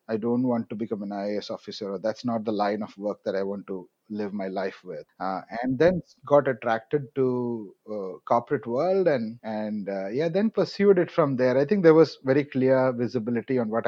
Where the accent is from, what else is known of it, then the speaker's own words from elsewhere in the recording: Kerala, India; first language Malayalam; English is a second language; moved away as an adult; also born or lived in Chennai; I'm from Kerala, and more often than not, the way I say it is I'm an original Mallu, and I say that that way because I pretty much born and brought up in Kerala